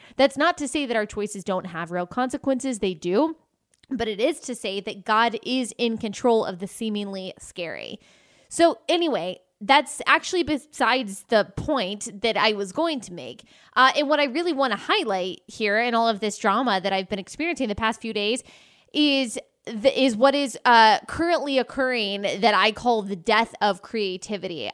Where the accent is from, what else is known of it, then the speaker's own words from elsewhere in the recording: Texas, United States; I was raised in Texas